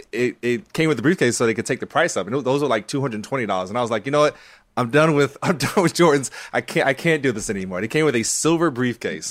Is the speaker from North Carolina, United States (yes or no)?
yes; North Carolina, United States; growing up in North Carolina